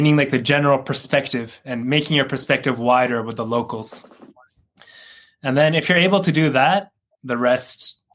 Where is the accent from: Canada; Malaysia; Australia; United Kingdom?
Canada; moved away as an adult; now in Japan; I'm Canadian. I lived in Canada for 26 years and I moved to Japan